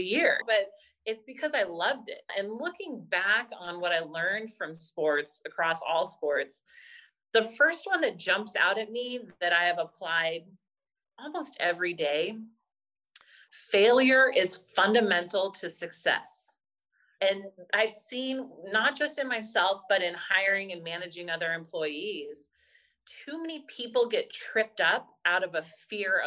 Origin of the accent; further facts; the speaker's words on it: Pebble Beach, California, United States; also born or lived in Santa Clara / San Francisco; I grew up in Pebble Beach area